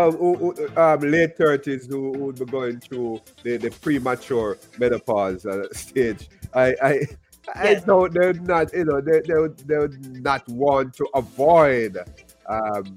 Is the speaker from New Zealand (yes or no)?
no; Jamaica; I grew up in Jamaica